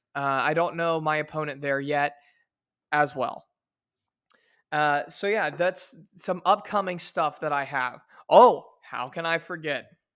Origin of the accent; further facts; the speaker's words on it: Versailles, Indiana, United States; also born or lived in Shreveport, Louisiana; my hometown where I was born and raised of Versailles, Indiana